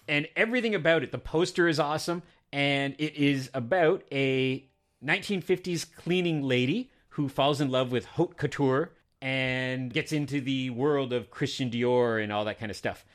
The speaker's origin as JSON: {"language": "English", "country": "Canada", "said": "I'm Canadian"}